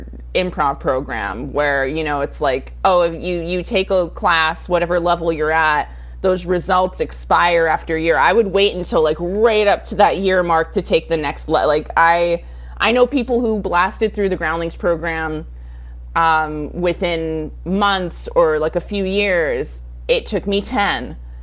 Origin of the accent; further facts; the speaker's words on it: Rancho Cucamonga, California, United States; also born or lived in Sacramento, California / Los Angeles; I was born in Sacramento. We moved downstate. You know, my parents divorced when I was extremely young, and so my mom and her much older boyfriend raised my sister and I in Rancho Cucamonga for a significant amount of time.